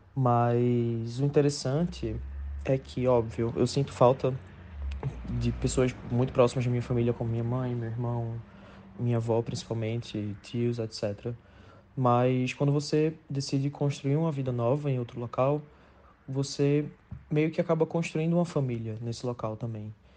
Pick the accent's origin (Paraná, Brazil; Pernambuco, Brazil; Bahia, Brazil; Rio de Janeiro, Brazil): Pernambuco, Brazil; Recife; moved away as an adult; now in Dublin, Ireland; eu sou de Recife, mas moro atualmente em Dublin, na Irlanda